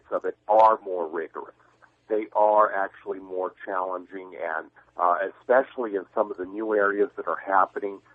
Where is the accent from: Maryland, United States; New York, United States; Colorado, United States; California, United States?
New York, United States; as an American born and bred here, born in New York